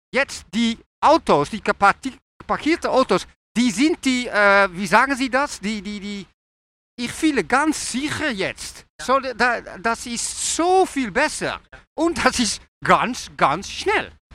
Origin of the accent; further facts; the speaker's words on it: Netherlands; German is a second language; ich komme aus Holland